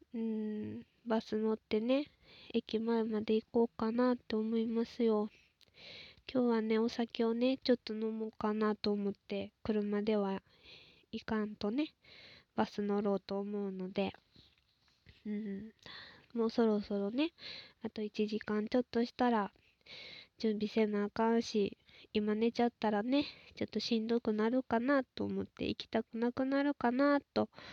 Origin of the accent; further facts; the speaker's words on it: Osaka, Japan; moved away; 出身はね、私大阪なんですけど